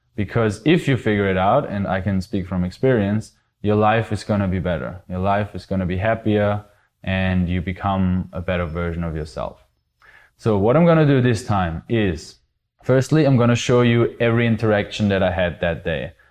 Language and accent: English; Austria; I'm actually from Austria